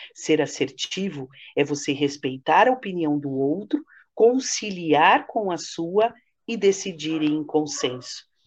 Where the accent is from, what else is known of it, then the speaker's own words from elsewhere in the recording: Santos, São Paulo, Brazil; na rádio aqui em Santos, que eu sou de Santos